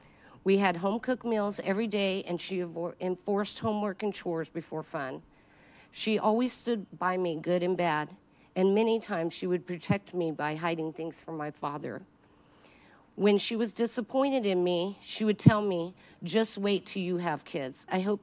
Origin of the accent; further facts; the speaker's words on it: El Paso, Texas, United States; At age three, we relocated to El Paso, Texas, where my family settled for the next 15 years of my life.